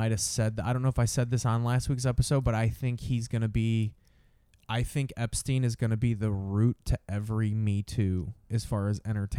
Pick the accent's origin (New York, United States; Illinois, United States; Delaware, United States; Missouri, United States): Illinois, United States; Sauk Village; also born or lived in Merrillville, Indiana / Schererville, Indiana; Yeah. So I grew up in Sauk... Born in Sauk Village. When my parents got divorced, she moved us to Merrillville, Indiana.